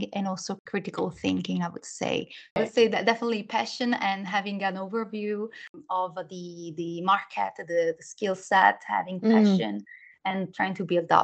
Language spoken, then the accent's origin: English; Milan, Lombardy, Italy; English is a second language; moved away; as you can hear maybe from a little bit of accent, I was born in Italy, in Milan, where I studied communication science, media and languages.